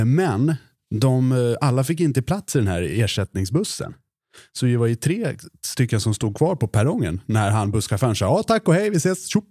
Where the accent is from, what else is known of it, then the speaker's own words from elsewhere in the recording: Mora, Dalarna County, Sweden; accent: Dalarna dialect; moved away; Jag är från Mora. Så jag försöker inte förlöjliga Dalarna-dialekten